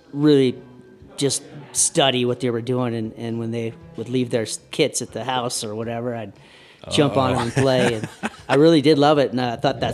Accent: Colorado, United States; I'm a Colorado boy

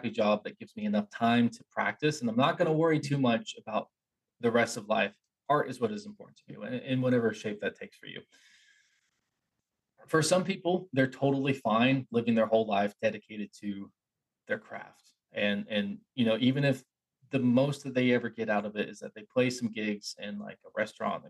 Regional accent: Appalachia, United States; I grew up in Appalachia

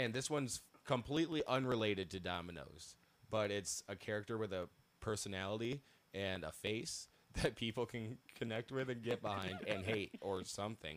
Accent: Holland, Michigan, United States; I was born here. Actually, not even here. Holland

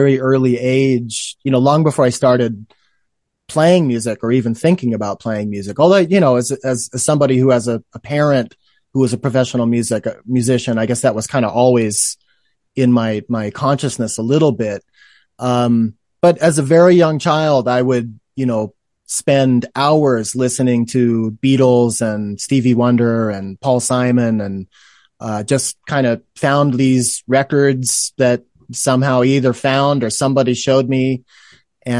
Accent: Oregon, United States; also born or lived in New York; now in Reno, United States; I'm originally from Oregon

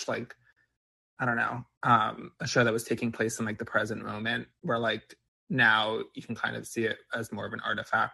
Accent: New Jersey, United States; moved away as an adult; now in New York City, United States; I grew up in Jersey and went to school in Jersey

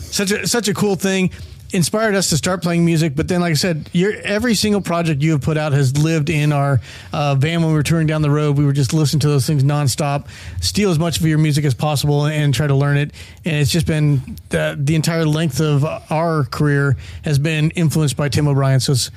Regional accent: Denver, Colorado, United States; We grew up in Denver, Colorado

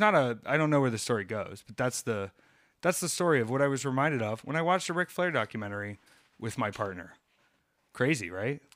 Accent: the Carolinas, United States; growing up in the Carolinas

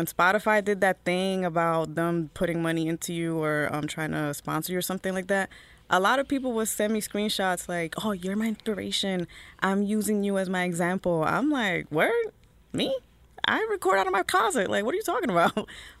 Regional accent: Newark, New Jersey, United States; I was born and raised in Newark, but my family was from the Heights.

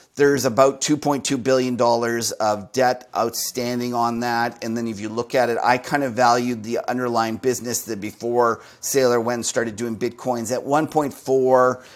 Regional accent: Canada; Here in Canada, where I'm Canadian

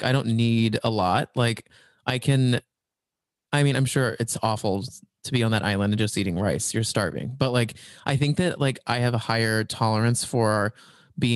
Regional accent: Dallas, Texas, United States; I'm from Dallas, actually, Texas

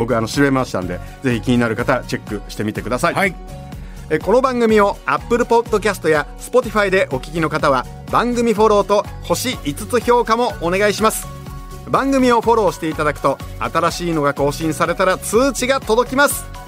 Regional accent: Gunma, Japan; 僕は群馬ですから

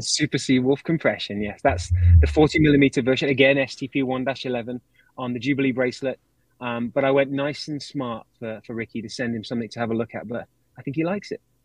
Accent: United Kingdom; I'm British.

